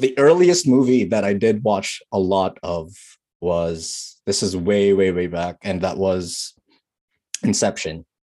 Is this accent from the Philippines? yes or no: yes; Philippines; now in Canada; we're Filipino. We have a lot of English in our country